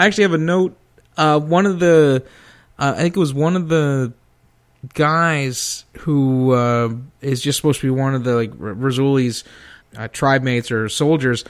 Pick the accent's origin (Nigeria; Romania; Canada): Canada